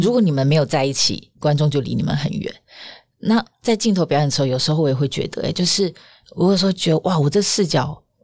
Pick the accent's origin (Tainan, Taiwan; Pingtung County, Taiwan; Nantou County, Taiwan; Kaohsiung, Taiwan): Pingtung County, Taiwan; accent: southern; now in Taipei, Taiwan; 因为我是屏东人